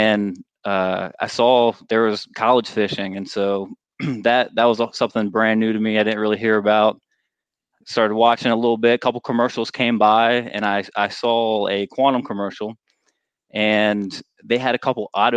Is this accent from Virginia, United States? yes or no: yes; Virginia, United States; I grew up in Virginia